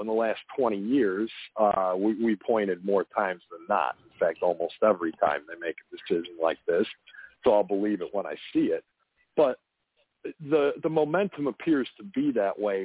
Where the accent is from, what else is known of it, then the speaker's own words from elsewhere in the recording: Chicago, Illinois, United States; moved away; I'm from Chicago originally